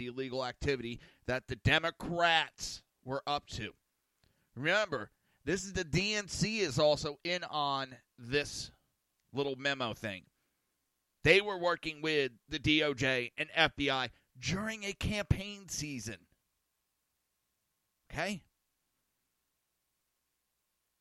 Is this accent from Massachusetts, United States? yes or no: no; New Jersey, United States; I'm from Jersey